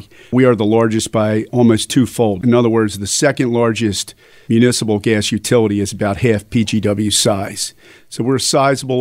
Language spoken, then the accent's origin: English; Upper Southampton, Pennsylvania, United States; I grew up in Upper Southampton, which is in Bucks County